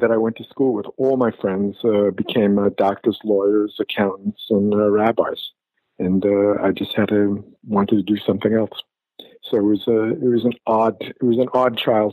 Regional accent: New York City, New York, United States; When I was a kid growing up in Brooklyn

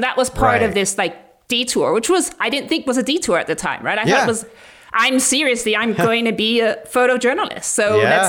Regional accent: Mali; And especially because I had experience growing up in Muslim countries like Mali

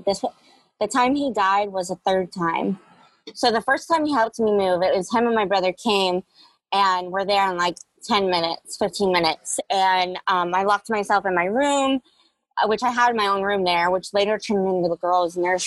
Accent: Jacksonville, Florida, United States; I grew up in Jacksonville, Florida, off of a little road called Mayapple

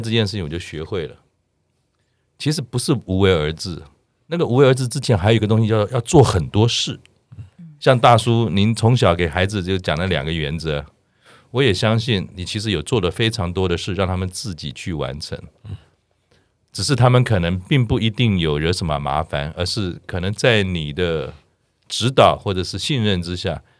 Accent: Taiwan; 我们台湾人

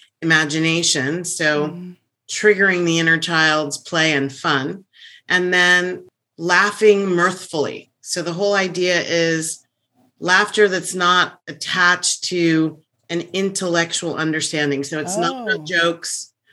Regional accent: Virginia, United States; I went to high school and undergrad in Virginia. So I'm from the East Coast.

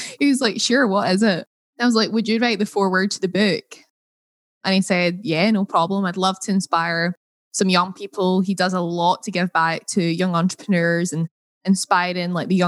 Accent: Scotland, United Kingdom; accent: Scottish; my Scottish accent

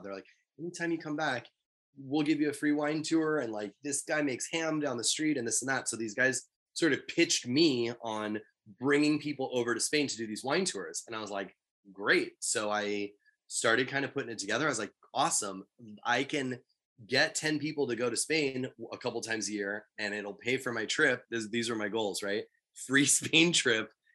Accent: Southern California, United States; I'm from Southern California. I grew up in an area uh, that was predominantly Hispanic.

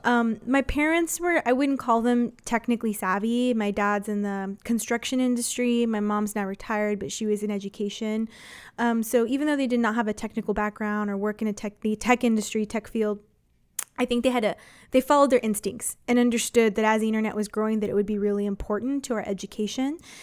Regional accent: San Antonio, Texas, United States; I'm from San Antonio, grew up here

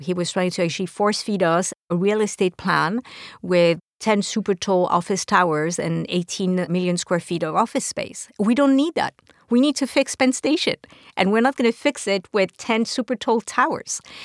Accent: France; now in New York City, United States; I'm from France originally

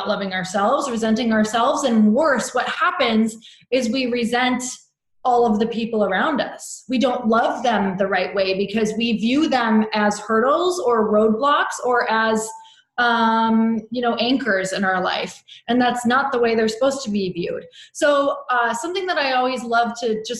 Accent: Midwest, United States; now in Santa Monica, United States; I live in Santa Monica, California, but I've not always lived here. I am from the Midwest.

